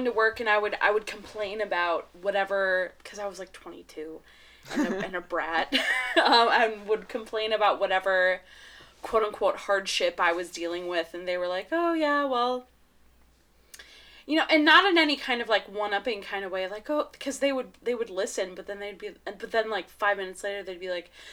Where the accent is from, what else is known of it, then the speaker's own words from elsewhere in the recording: Milwaukee, Wisconsin, United States; I'm from Milwaukee.